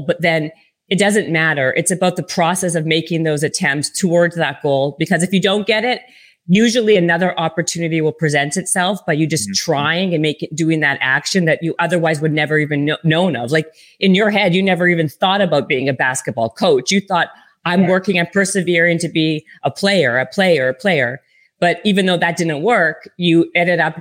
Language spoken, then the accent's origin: English; Canada; I'm from Canada.